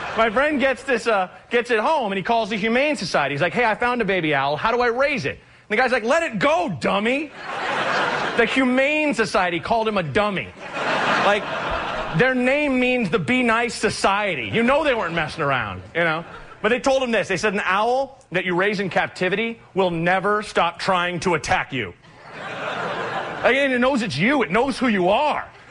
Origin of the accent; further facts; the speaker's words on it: Oregon, United States; I'm from Oregon.